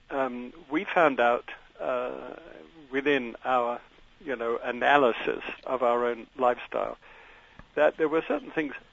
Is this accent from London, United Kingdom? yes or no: yes; London, United Kingdom; born there; But I was born in London. Uh, I'm Scottish parents.